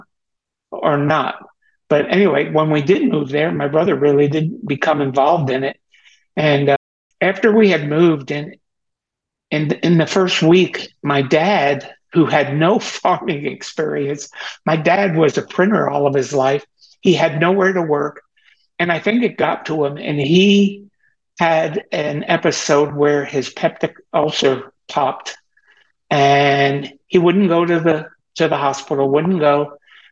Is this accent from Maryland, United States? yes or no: no; Teaneck, New Jersey, United States; I was born in Teaneck, New Jersey on August 26, 1947